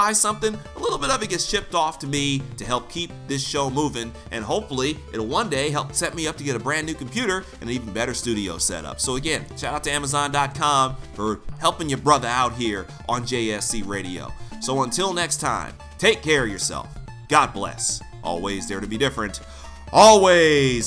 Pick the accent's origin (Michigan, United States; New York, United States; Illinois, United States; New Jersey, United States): Michigan, United States; Detroit; I'm actually from Detroit.